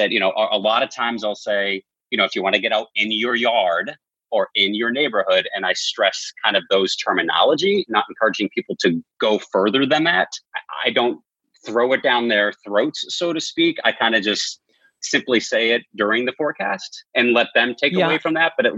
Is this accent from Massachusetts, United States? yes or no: yes; outside of Boston, Massachusetts, United States; moved away; as a kid, I grew up outside of Boston